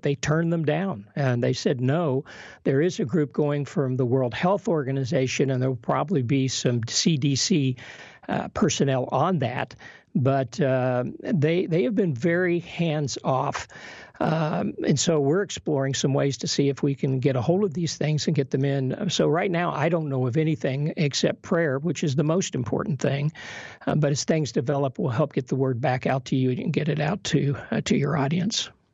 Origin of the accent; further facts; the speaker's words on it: Kentucky, United States; also born or lived in Kenya; We're both from Kentucky